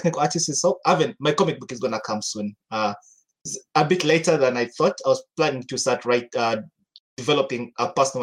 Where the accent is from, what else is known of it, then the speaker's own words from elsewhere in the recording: Uganda; also born or lived in Kenya; back home is Uganda. I'm from Uganda. I grew up in Uganda and Kenya. I was in Kenya for 10 years